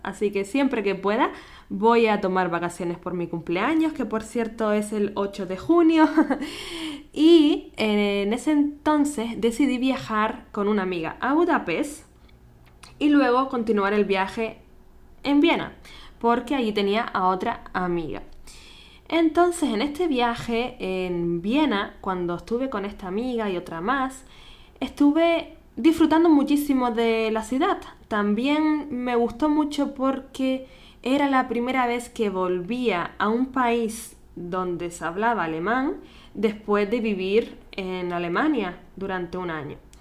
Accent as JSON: {"language": "Spanish", "area": "Gran Canaria", "region": "Canary Islands", "country": "Spain", "tie": "born or raised there", "moved": "as an adult", "lives_now": "Vienna, Austria", "said": "nacida en Canarias"}